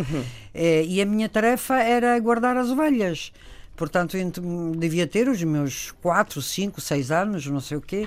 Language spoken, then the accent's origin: Portuguese; Italy; Portuguese is a second language; moved away as an adult; also born or lived in Spain; now in Portugal; eu vivi até aos 18 anos em Itália, portanto, as minhas raízes mais profunda, os meus pais